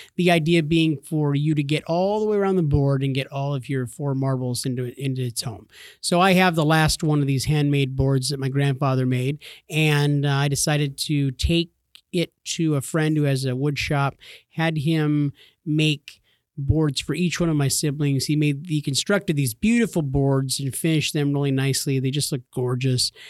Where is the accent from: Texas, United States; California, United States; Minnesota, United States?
California, United States; I grew up in California